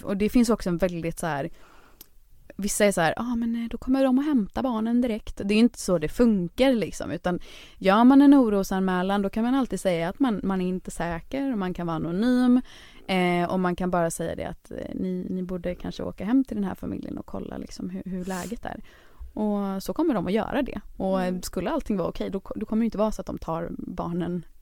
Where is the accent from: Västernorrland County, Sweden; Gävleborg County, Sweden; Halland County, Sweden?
Halland County, Sweden; Kungsbacka; moved away; also born or lived in Onsala / Stockholm; i Kungsbacka där jag växte upp